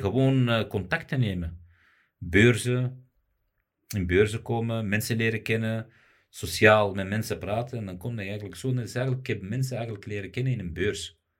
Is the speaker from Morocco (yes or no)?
yes; Morocco; also born or lived in Belgium; ik ben Marokkaan